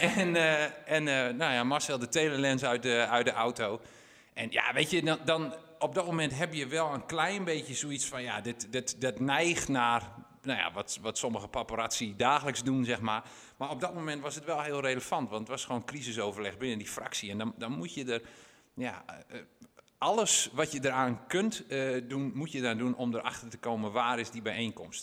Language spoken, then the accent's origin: Dutch; Winschoten, Groningen, Netherlands; ik, ben geboren en getogen in Winschoten